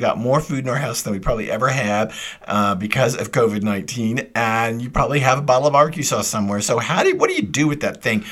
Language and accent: English; Texas, United States; I'm the Texan in the group